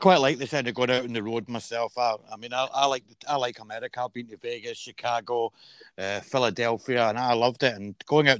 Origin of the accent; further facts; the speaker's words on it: Scotland, United Kingdom; I'm Scottish